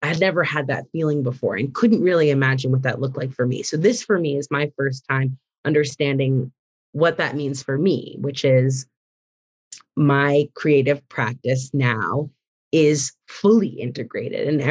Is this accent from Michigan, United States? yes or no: no; Massachusetts, United States; moved away as an adult; now in Chicago, United States; I grew up in Massachusetts, and my mom's a working artist in Boston